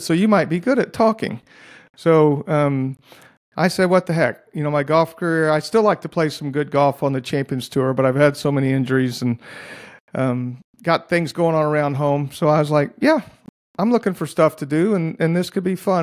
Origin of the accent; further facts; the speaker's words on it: Dallas, Texas, United States; now in Oklahoma, United States; Dallas, where I grew up